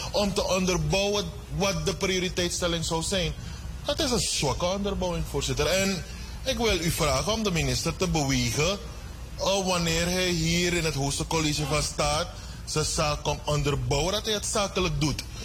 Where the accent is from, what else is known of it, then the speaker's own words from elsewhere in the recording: Suriname; We zijn Surinamers